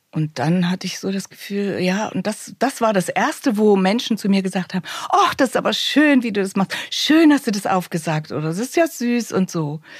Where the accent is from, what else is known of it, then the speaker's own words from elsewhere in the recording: Thuringia, Germany; dass jetzt nicht jeder hört, ich komme aus Thüringen.